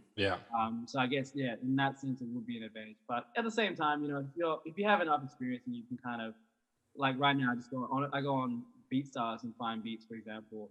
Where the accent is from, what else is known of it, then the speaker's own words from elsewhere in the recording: Brisbane, Queensland, Australia; now in Sydney, Australia; I was from Brisbane and that's where I grew up